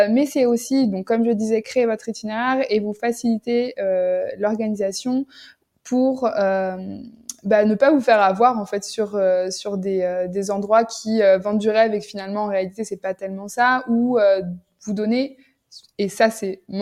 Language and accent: French; Nantes, Pays de la Loire, France; moved away as an adult; now in Jordan; moi, je suis originaire de Nantes